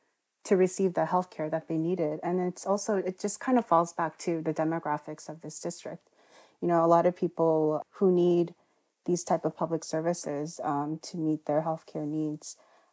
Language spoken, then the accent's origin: English; Queens, New York, United States; my personal experiences growing up in Queens as part of working class immigrant communities has really shaped my commitment to working in public policy and being a public servant.